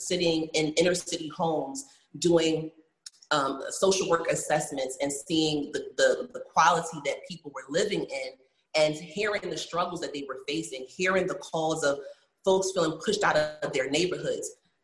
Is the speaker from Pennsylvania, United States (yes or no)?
yes; Philadelphia, Pennsylvania, United States; growing up, you know, in Philly, having a split life between like growing up in North Philly and part of my life growing up in Mount Airy